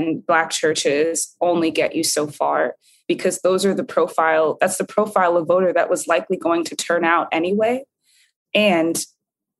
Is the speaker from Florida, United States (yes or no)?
yes; Florida, United States; in Florida, that's my home state.